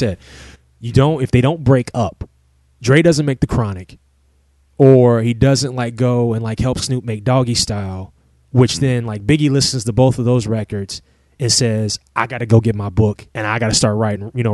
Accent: Ohio, United States; where I grew up at in Ohio

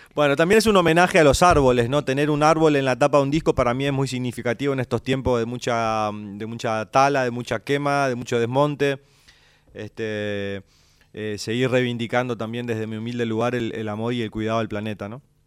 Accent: Santo Tomé, Argentina; el paisaje de mi pueblo, ¿no? Cuando vamos al barrio estación de, Santo Tomé

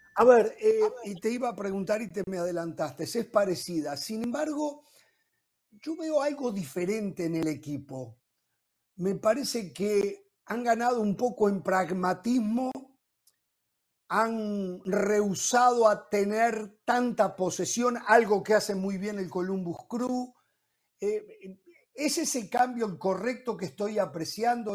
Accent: Uruguay

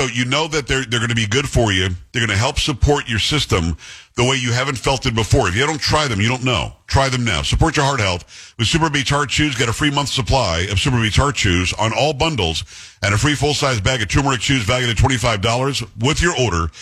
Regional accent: New York, United States; moved away; I'm from New York originally.

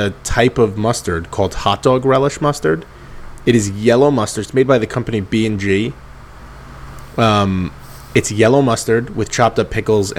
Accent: United States; Yeah, I am an American.

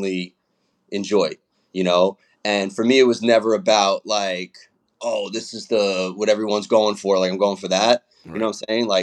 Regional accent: New York City, New York, United States; I'm from Brooklyn

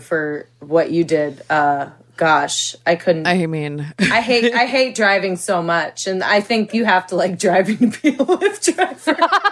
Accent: Northern Virginia, United States; I'm from Northern Virginia.

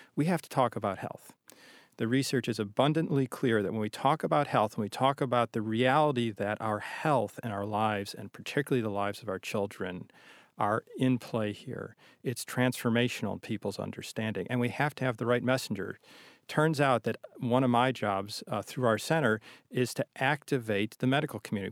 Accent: Chicago, Illinois, United States; now in Boston, United States; I'm from the Midwest. When I moved to Boston, I didn't realize it was a coastal city, 'cause I'm from

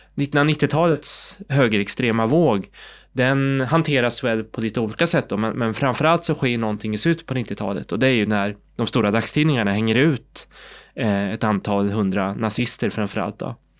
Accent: Sweden; also born or lived in South Korea; Jag är adopterad från Sydkorea, jag kom till Sverige i början på 70-talet och då har jag ju helt och hållet gått i svensk skola

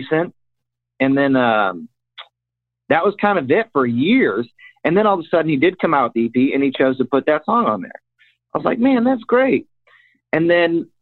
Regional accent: Iowa, United States; moved away; I'm from Iowa. I grew up on a farm.

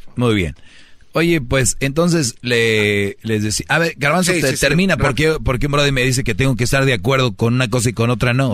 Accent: Mexico; todos somos paisanos y somos de México

